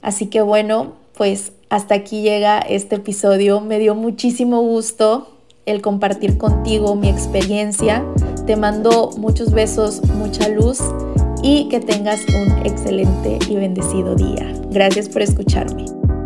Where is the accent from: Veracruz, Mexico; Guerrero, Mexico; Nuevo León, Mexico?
Veracruz, Mexico; moved away as an adult; yo soy orgullosamente veracruzana, jarochita, y me regresé a mi bello puerto.